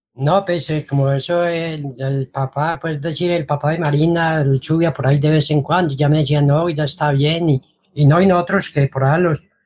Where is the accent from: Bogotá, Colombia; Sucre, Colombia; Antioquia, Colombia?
Antioquia, Colombia; El Carmen de Viboral; moved away as an adult; Nosotros somos del Carmen, fuimos desplazados de la vereda de la Florida